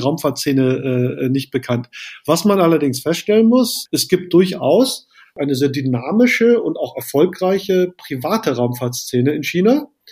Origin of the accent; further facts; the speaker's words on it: Germany; bei uns in Deutschland